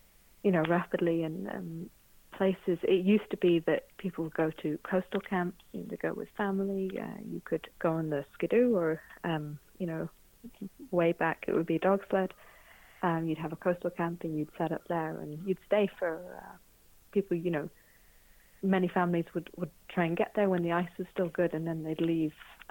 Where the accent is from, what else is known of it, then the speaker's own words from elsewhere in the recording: Birmingham, West Midlands, United Kingdom; moved away; also born or lived in Scotland; I grew up in Birmingham